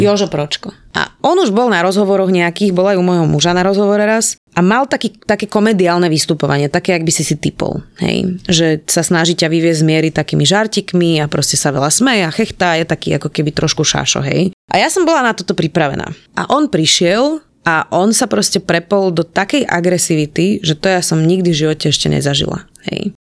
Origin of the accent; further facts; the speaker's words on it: Slovakia; takí sme my Slováci